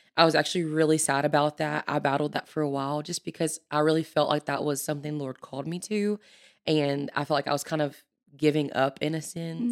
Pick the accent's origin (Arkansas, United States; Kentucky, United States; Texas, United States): Arkansas, United States; El Dorado; moved away as an adult; now in Conway, United States; I'm from South Arkansas, El Dorado, Arkansas